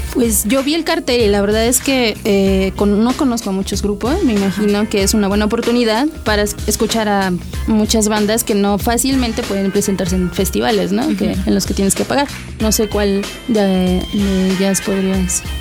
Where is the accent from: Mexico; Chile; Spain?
Chile; yo soy chileno